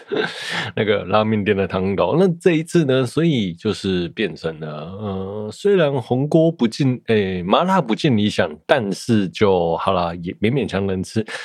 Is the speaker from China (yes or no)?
no; Taiwan; 身为一个台湾人